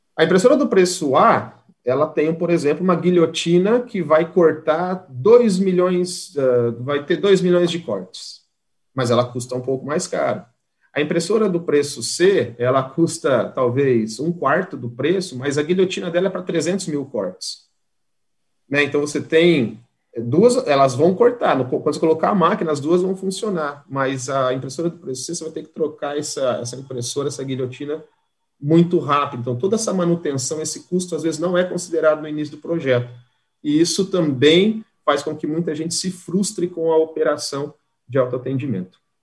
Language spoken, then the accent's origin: Portuguese; Andirá, Paraná, Brazil; moved away as an adult; now in Santa Catarina, Brazil; sou do norte do Paraná, de uma cidade chamada Andirá, estou em Santa Catarina desde 2003